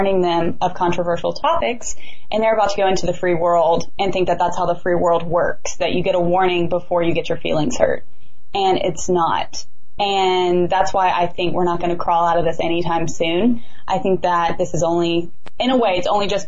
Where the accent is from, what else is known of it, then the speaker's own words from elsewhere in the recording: the South, United States; I'm from the South